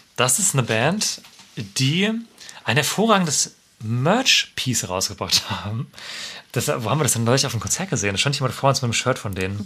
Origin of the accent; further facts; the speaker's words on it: Freiburg, Baden-Württemberg, Germany; der Stadt ohne Meer, was in mhm. meiner, in der meiner Heimatstadt ist